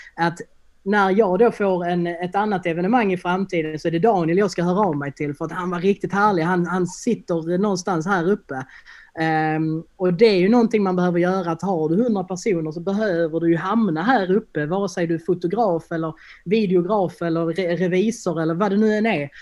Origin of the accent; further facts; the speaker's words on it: Helsingborg, Skåne, Sweden; also born or lived in Landskrona; jag är ju från Helsingborg från början